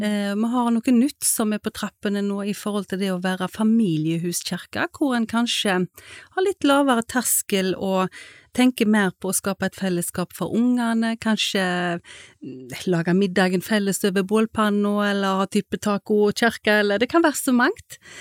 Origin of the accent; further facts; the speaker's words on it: Haugesund, Rogaland, Norway; moved away; jeg kom jo fra Haugesund og hadde vært med mamma der på møter